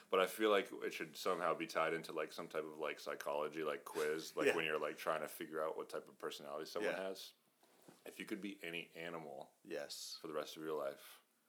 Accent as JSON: {"language": "English", "region": "New Hampshire", "country": "United States", "moved": "yes", "lives_now": "New Jersey, United States", "said": "I'm from New Hampshire originally."}